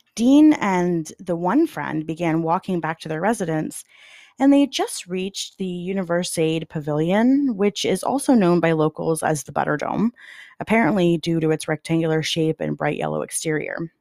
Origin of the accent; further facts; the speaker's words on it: Canada; as a Canadian